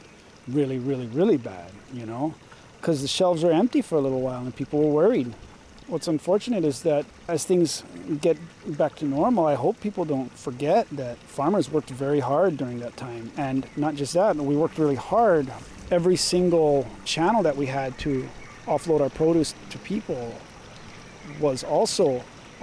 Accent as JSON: {"language": "English", "area": "Kaʻalaea, Oʻahu", "region": "Hawaii", "country": "United States", "tie": "born or raised there", "said": "I grew up in Ka'alaya. I went to Waihole Elementary School in the early 90s"}